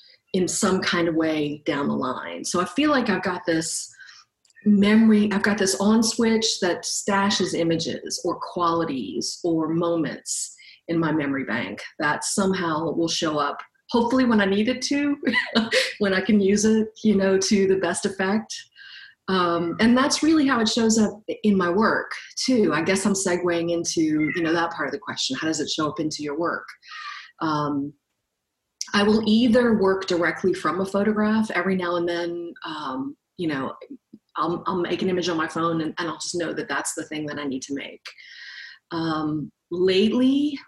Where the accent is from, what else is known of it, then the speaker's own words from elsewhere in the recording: New Orleans, Louisiana, United States; also born or lived in Los Angeles, California; now in California, United States; I am originally from New Orleans, but I have lived in California for a while